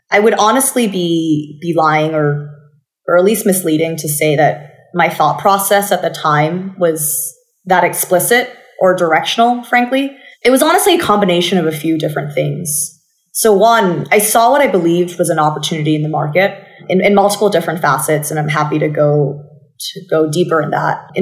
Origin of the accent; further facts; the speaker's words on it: Bangkok, Thailand; accent: American; So I grew up in Bangkok and basically mm-hmm. you probably know this by now, but I, I, picked up my American accent from watching too much television as a child.